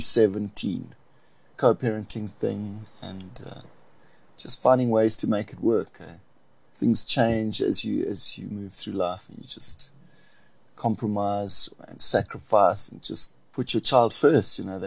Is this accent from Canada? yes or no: no; Port Elizabeth, Eastern Cape, South Africa; I'm from the Eastern Cape, Port Elizabeth